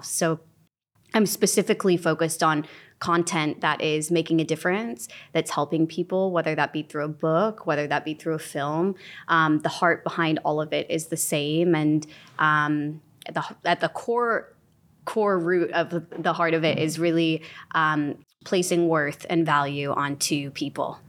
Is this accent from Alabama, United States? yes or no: no; Illinois, United States; moved away as an adult; also born or lived in England; now in Los Angeles, United States; I was born in Illinois. when I was three, my family moved to England. We moved back to Illinois when I was twelve